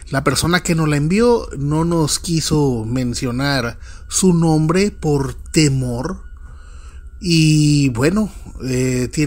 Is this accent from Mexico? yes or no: yes; Monterrey, Nuevo León, Mexico; now in Nuevo Laredo, Mexico; Cuando yo llegué, eh, vengo de la ciudad de Monterrey, Nuevo León, llegué a estudiar una carrera que solo se ofrecía en Nuevo Laredo.